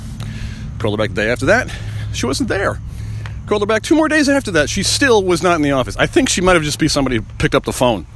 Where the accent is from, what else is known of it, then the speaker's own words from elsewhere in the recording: Long Island, New York, United States; I grew up in Long Island